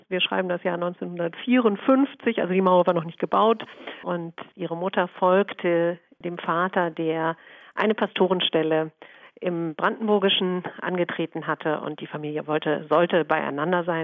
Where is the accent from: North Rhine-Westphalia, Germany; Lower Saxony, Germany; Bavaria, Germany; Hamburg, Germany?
Hamburg, Germany; Ja, also als Hamburgerin muss ich erstmal korrigieren, wenn ich das darf.